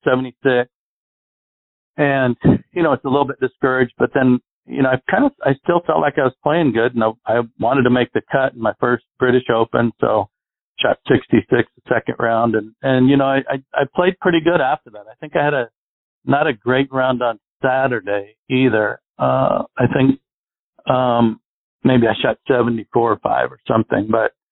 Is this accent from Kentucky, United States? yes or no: no; Arizona, United States; I grew up in Arizona where we get no wind here